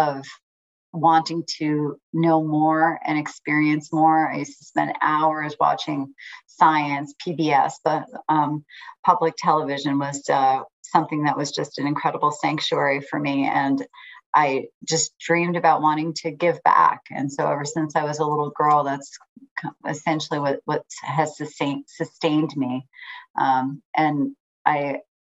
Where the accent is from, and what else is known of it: New York City, New York, United States; born or raised there; also born or lived in Mexico; now in Las Vegas, United States